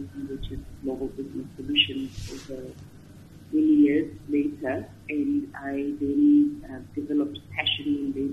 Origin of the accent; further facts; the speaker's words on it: Grahamstown, Eastern Cape, South Africa; also born or lived in Port Elizabeth; I was born in Grahamstown, as I said, but I left Grahamstown, moved to PE for some time when I was in standards 9 and 10